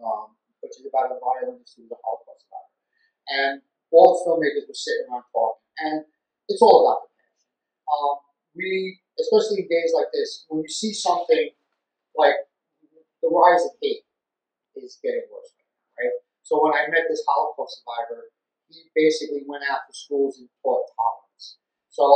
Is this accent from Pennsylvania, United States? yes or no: no; New York City, New York, United States; I grew up in the Bronx. I'm a Bronx filmmaker.